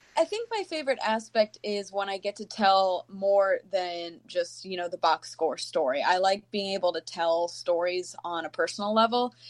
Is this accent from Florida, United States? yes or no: yes; Tampa, Florida, United States; moved away as an adult; now in Green Bay, United States; I'm from Tampa and uh, went to University of Florida